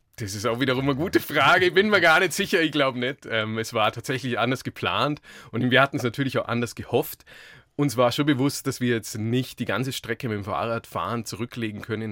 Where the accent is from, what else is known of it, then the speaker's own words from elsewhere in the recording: Augsburg, Bavaria, Germany; ich bin gebürtig aus Augsburg